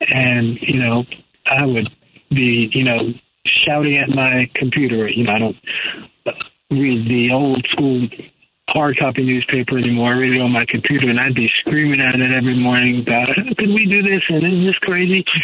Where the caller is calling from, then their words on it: Raleigh, North Carolina, United States; I'm, I'm calling in from uh, North Carolina, from uh, North Carolina, um, where I live